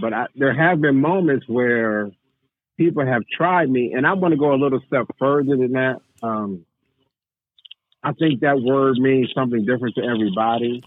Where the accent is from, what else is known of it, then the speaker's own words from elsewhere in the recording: Waukegan, Illinois, United States; born and raised in Waukegan, Illinois